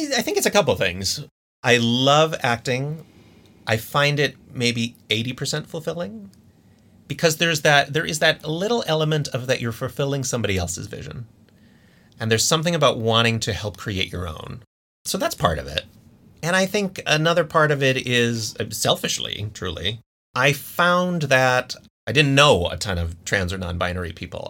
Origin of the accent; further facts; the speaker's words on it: Scranton, Pennsylvania, United States; I'm originally from Scranton, Pennsylvania